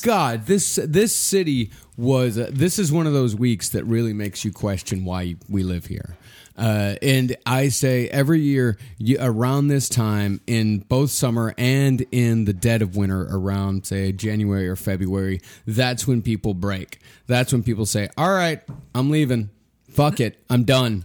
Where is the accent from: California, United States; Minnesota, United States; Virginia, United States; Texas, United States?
Texas, United States; now in New York City, United States; I'm from Texas